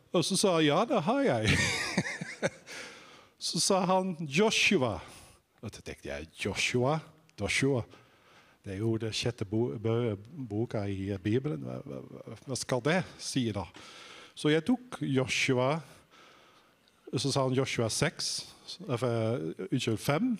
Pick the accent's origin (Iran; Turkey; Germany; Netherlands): Netherlands; now in Sandnes, Norway; hvis dere lurer på om jeg er fra Island Nei, det er jeg ikke. Jeg er fra Nederland